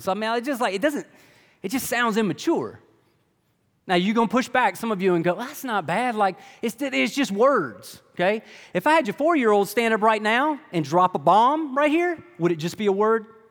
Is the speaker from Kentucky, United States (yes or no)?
yes; Lexington, Kentucky, United States; I'm from Lexington, like most of y'all